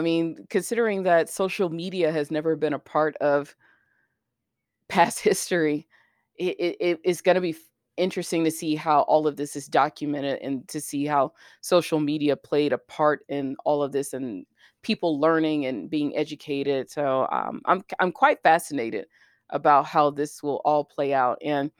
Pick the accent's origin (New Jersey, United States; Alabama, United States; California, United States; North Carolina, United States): Alabama, United States; Birmingham; I also know it's very unique to where I grew up in Birmingham, Alabama, like around all these people that were part of the civil rights movement and stuff like that.